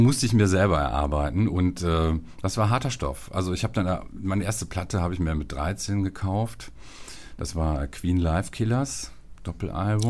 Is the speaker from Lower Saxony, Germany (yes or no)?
no; Viersen, North Rhine-Westphalia, Germany; da, wo ich groß geworden bin in Viersen